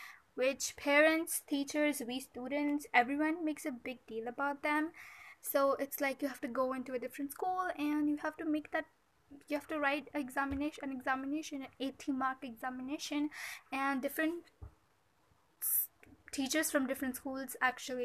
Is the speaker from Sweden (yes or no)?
no; India; I'm from India